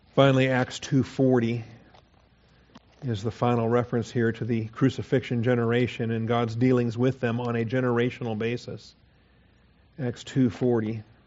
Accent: Washington, United States; I grew up in Washington

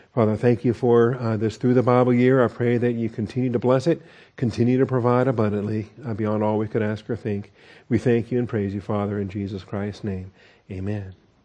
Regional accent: the Northwest, Pacific Northwest, United States; I grew up in the Northwest and we had totem poles in different places

